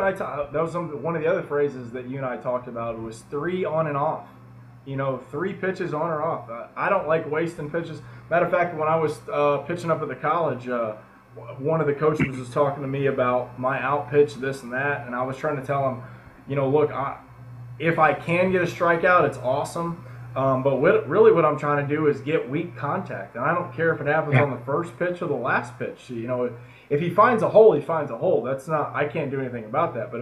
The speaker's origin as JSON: {"language": "English", "country": "United States", "said": "being an an American guy down in Mexico"}